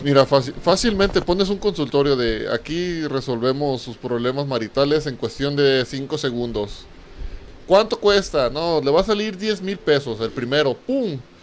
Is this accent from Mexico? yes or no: yes; Mexico; nosotros como mexicanos